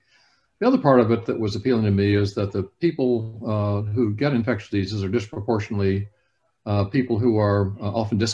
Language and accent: English; Alabama, United States; I grew up in Alabama